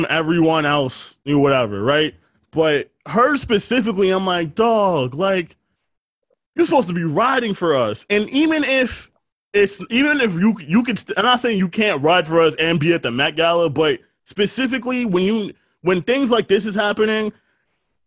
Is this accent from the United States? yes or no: yes; New York City, New York, United States; I'm from the Bronx